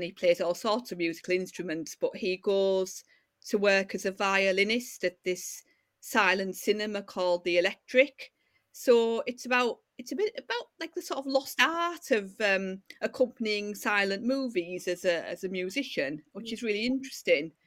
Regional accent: Yorkshire and the Humber, United Kingdom; also born or lived in Middlesbrough / Hull; I was born in Middlesbrough, uh, as you can probably tell from my accent. uh, and uh, then I've lived um, in uh, North Yorkshire um, basically since I was a little kid

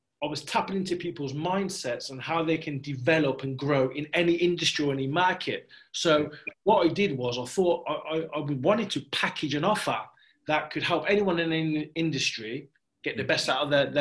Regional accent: Coventry, West Midlands, United Kingdom; I grew up in Coventry in a council house full of four women.

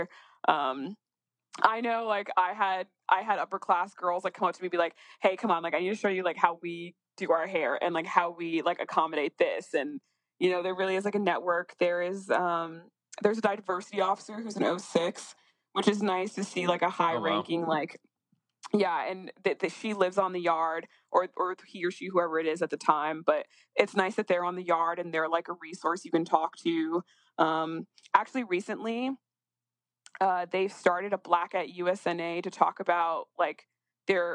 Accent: Northeast, United States; I'm from the Northeast.

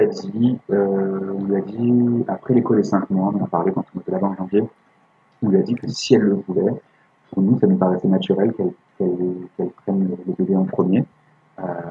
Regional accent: France; on est français

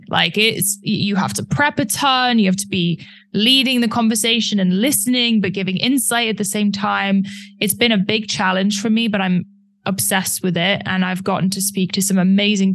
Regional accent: United Kingdom; I'm British, so I'm very polite.

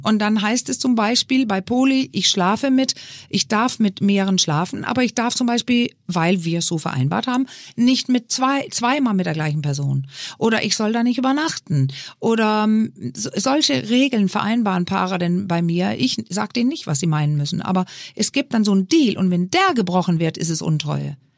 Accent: Denmark; now in Germany; So ein kleines Dorf in Dänemark, wo ich herkomme

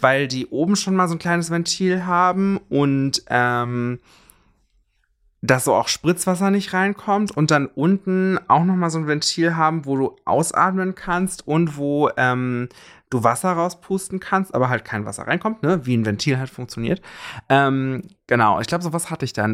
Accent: Germany; bei uns in Deutschland

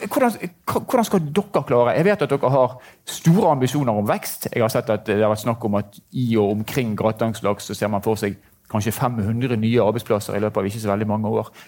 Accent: Northern Norway, Norway; Ikke bare fordi jeg er nordlending, men fordi at der er mulighetene, der er de gode jobbene fremover.

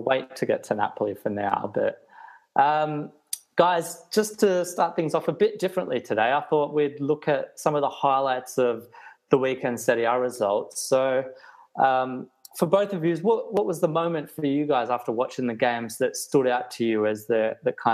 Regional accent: Australia; growing up as an Australian kid in the 90s in Australia

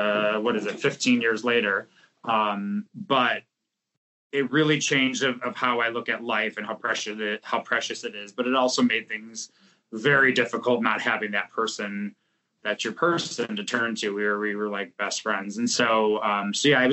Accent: Buffalo, New York, United States; moved away as an adult; also born or lived in Depew, New York / West Lafayette, Indiana; now in New York City, United States; I grew up in Buffalo, New York, where snow was invented

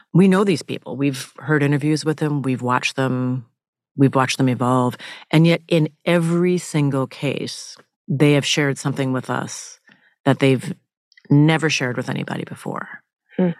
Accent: Minnesota, United States; I grew up in Minnesota and spending summers in Alabama where my father was from

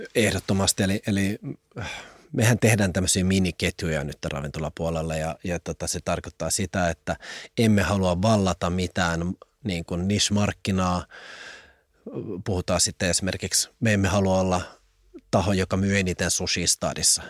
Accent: Helsinki, Uusimaa, Finland; vartuin Pakilassa ja Pakilla palloheina alueella

